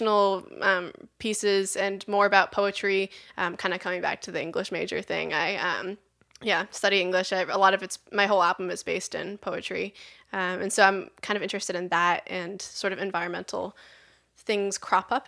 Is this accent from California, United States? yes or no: no; Maine, United States; also born or lived in England / London / Vermont; I grew up in Maine. My dad works at Bowdoin, and he's British actually. So we spent a lot of our childhood kind of like half in England and half in Maine